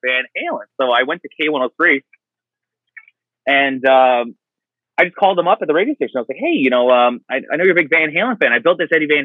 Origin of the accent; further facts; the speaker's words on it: Kahnawake, Quebec, Canada; I grew up on a native reservation just on the south shore of Montreal. I'm from Gahnawake, Mohawk Territory.